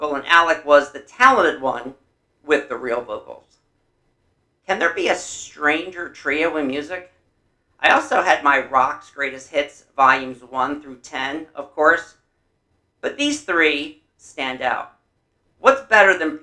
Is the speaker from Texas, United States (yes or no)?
no; New Jersey, United States; I'm from South Jersey, and perhaps our tallest peaks are trash dumps, with no disrespect to our Garden State.